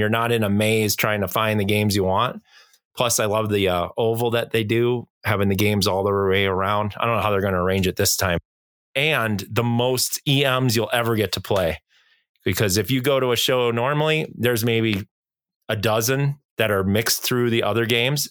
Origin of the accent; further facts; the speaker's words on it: Milwaukee, Wisconsin, United States; it's in my hometown